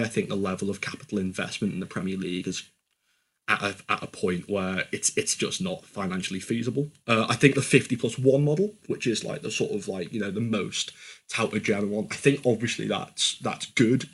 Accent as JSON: {"language": "English", "town": "Liverpool", "region": "North West England", "country": "United Kingdom", "said": "I don't know how biased I am coming from Liverpool"}